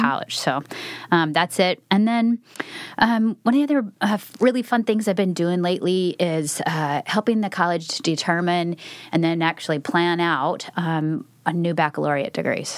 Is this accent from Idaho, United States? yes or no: yes; Twin Falls, Idaho, United States; moved away as an adult; now in Oregon, United States; I'm not a native Oregonian, so I grew up in Idaho.